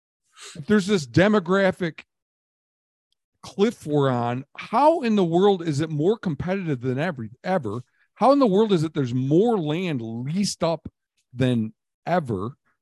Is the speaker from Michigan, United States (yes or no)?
yes; Michigan, United States; Then I'd focus a bit on my home state of Michigan